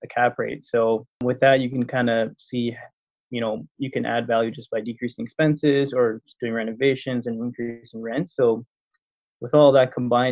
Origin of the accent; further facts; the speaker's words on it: Toronto, Ontario, Canada; moved away as an adult; now in Windsor, Canada; I'm originally from Toronto